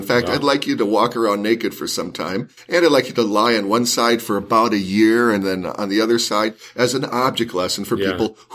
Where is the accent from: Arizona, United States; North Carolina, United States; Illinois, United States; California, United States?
California, United States; Los Angeles; I grew up in South Central Los Angeles, and I loved Los Angeles.